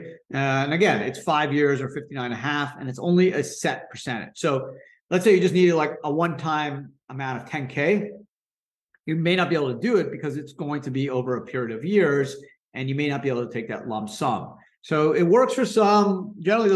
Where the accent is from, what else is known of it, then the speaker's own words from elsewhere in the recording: Canada; moved away as an adult; also born or lived in New York; I was born in Canada, went to law school in New York